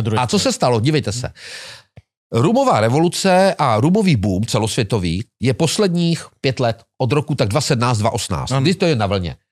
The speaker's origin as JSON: {"language": "Czech", "region": "Moravia", "country": "Czechia", "said": "u nás na Moravě"}